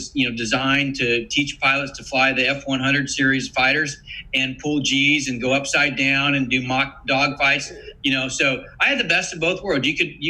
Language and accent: English; United States; I'm an American.